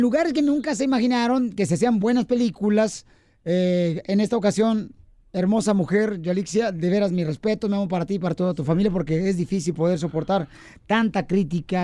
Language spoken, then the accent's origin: Spanish; Ocotlán, Jalisco, Mexico; yo soy de Cotlán, Ocotlán es mío